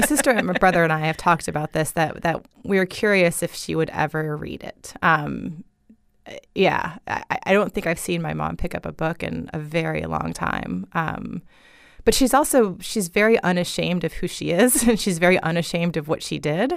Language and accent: English; Fort Myers, Florida, United States; I grew up in this town, you know? I'm a Fort Myers girl